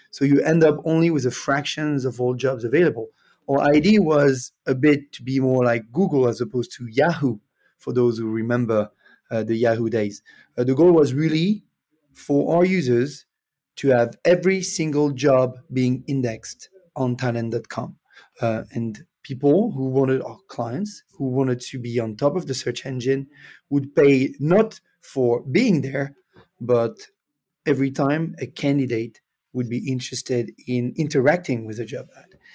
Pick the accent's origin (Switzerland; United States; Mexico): Switzerland; English is a second language; moved away as an adult; also born or lived in Canada; originally, I'm from Switzerland. Uh, I'm now based in Lausanne.